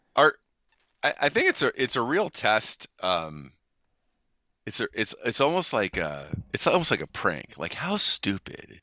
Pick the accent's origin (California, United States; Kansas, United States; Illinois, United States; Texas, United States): California, United States; as a Californian